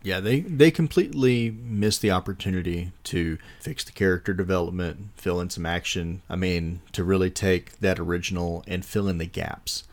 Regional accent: Texas, United States; I grew up in Texas with rattlesnakes and copperheads

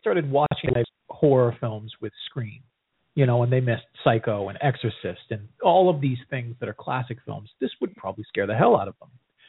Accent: New England, United States; I grew up in New England.

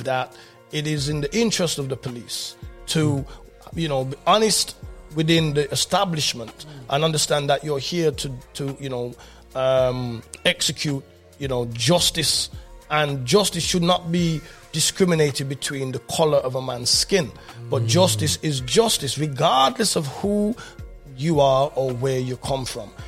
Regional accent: Birmingham, West Midlands, United Kingdom; I'm coming from England during the Rasta movement

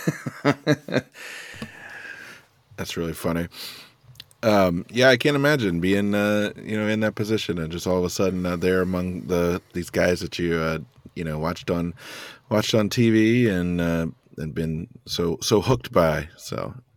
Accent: York, Pennsylvania, United States; I grew up in, uh, central, South Central Pennsylvania

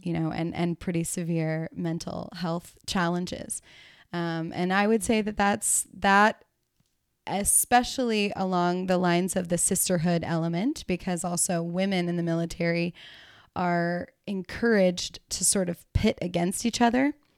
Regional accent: the South, United States; moved away as an adult; also born or lived in California; in the South, where I grew up

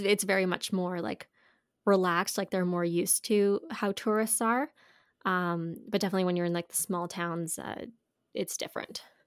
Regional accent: Canada; we're from Canada

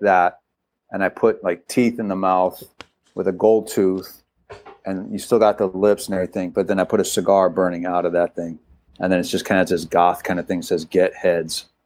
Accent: San Francisco, California, United States; I grew up in San Francisco. I'm a Giants fan

